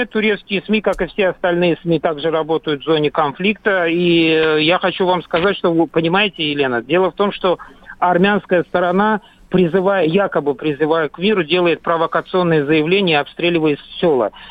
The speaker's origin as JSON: {"language": "Russian", "region": "Nagorno-Karabakh area", "country": "Azerbaijan", "tie": "born or raised there", "moved": "yes"}